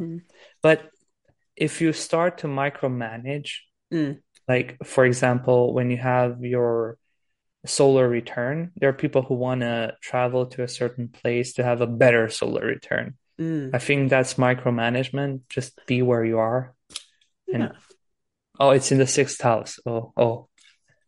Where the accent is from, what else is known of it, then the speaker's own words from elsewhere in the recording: Transylvania, Romania; I'm from Romania now, Transylvania. I'm talking to you from the Pacific